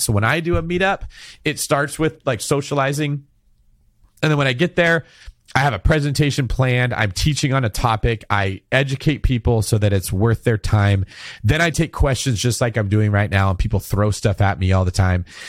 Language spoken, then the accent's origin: English; Manteca, California, United States; where I went to junior college and very close to where I grew up in Manteca.